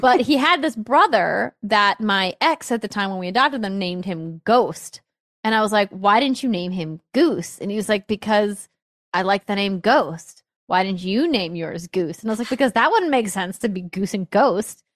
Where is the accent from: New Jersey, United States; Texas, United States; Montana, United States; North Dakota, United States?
North Dakota, United States; Fargo; moved away; my hometown of Fargo had improv